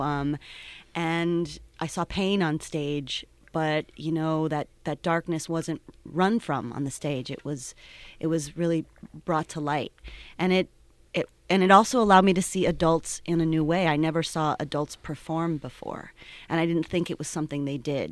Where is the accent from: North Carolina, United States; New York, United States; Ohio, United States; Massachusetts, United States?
Ohio, United States; Cleveland; now in Pittsburgh, United States; I'm originally from Cleveland